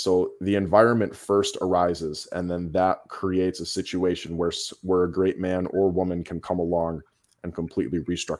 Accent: Minnesota, United States; even here where I am in Illinois, if you lose power in the middle of December, you will freeze. And right. Where I'm from up in Minnesota

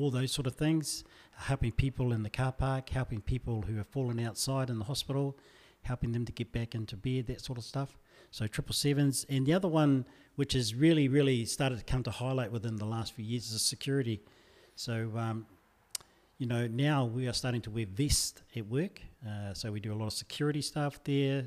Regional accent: Hāwera, Taranaki, New Zealand; also born or lived in Normanby; now in Wellington, New Zealand; I did all my schooling in Harwada.

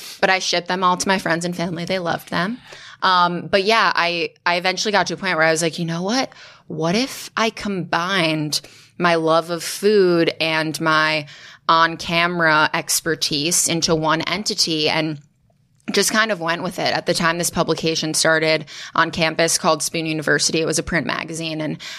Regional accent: Chicago, Illinois, United States; When I was four, I grew up in Chicago.

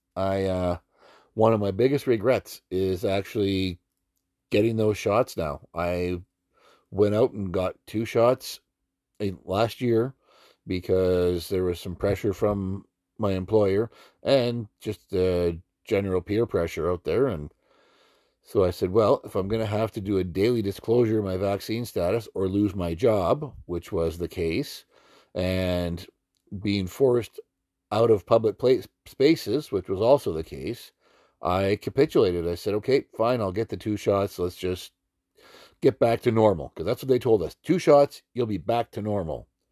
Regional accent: Alberta, Canada; moved away as an adult; having been born and raised in Alberta

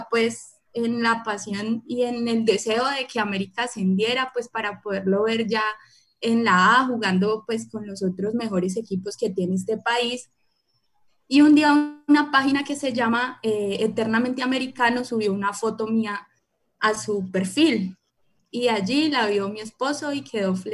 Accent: Bogotá, Colombia; now in Cali, Colombia; yo, como todos saben, soy de Bogotá, eh, aunque ya no se me nota porque mi acento ya está bien calenizado

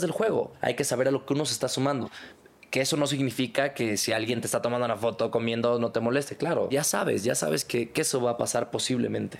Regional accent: Culiacán, Sinaloa, Mexico; Soy del norte. Soy bueno con los mariscos, soy de Culiacán

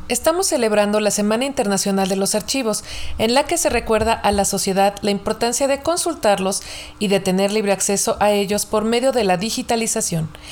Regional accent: Mexico; como mexicanos

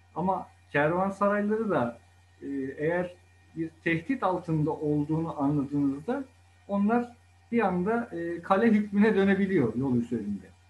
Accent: Bursa, Turkey; Çarşı içinde, şehir içinde doğma büyüme, Bursalıyım ben.

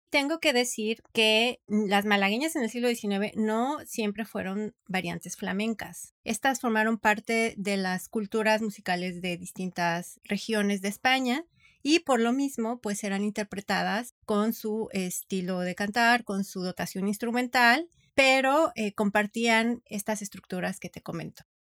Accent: Mexico

